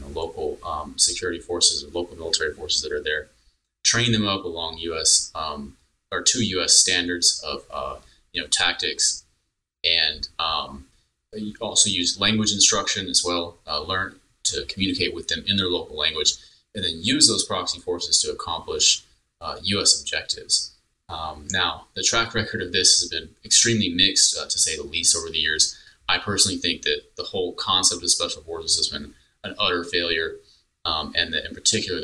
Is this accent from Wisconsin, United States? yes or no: no; Texas, United States; now in North Carolina, United States; I grew up in Texas